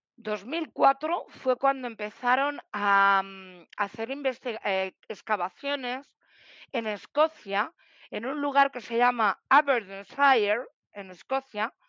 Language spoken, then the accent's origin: Spanish; Madrid, Community of Madrid, Spain; soy de Madrid